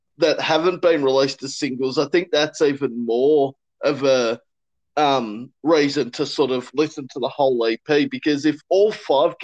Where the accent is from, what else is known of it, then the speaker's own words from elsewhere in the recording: Kingaroy, Queensland, Australia; I'm originally from Kingaroy in Queensland.